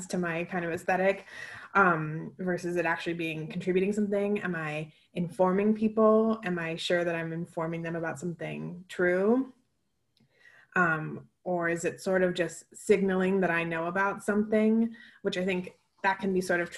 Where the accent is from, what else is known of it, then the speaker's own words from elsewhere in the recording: Seattle, Washington, United States; I'm from Seattle and most people I know, my family lives in Capitol Hill.